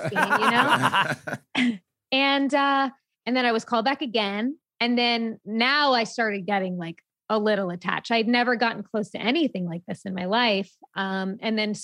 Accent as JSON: {"language": "English", "area": "Long Island", "region": "New York", "country": "United States", "tie": "born or raised there", "said": "I grew up on Long Island"}